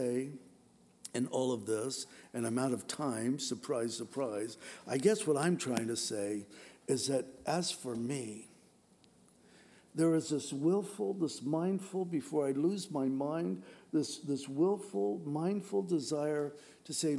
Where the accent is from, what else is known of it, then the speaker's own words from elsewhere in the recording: San Diego, California, United States; moved away; also born or lived in Washington; I grew up in San Diego, and we lived in Poway